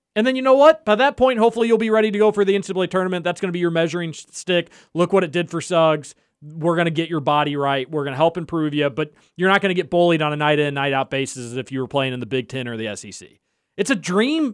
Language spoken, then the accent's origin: English; United States; as American sports fans